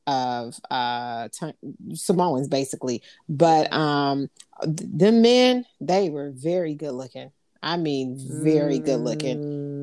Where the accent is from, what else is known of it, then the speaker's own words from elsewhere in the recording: United States; being American